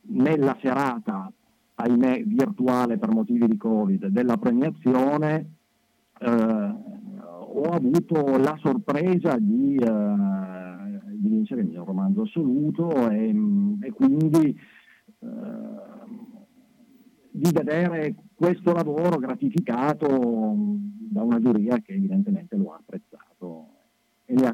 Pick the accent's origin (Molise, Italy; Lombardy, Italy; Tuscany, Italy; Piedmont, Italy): Piedmont, Italy; Turin; sì, io sono torinese